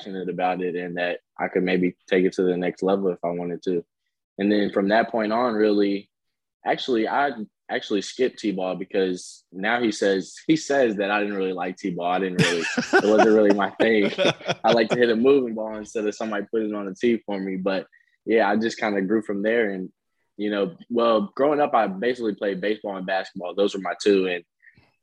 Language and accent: English; Louisville, Kentucky, United States; I'm from Louisville, Kentucky